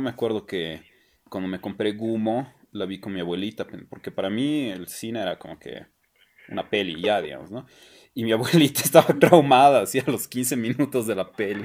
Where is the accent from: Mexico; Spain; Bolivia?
Bolivia; La Paz; also born or lived in Buenos Aires; qué clasistas somos los bolivianos